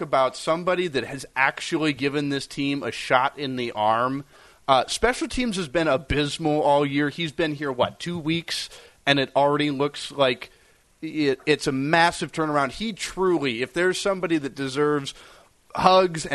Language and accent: English; Minnesota, United States; now in Wisconsin, United States; I grew up in Minnesota